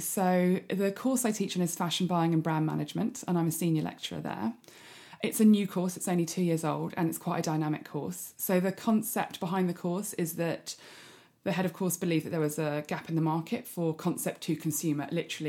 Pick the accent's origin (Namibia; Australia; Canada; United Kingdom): United Kingdom; South Coast; also born or lived in Greece / South Africa; Well, upbringing wise, I grew up in the South Coast, moved around quite a lot, lived in 11 different houses before I was 18.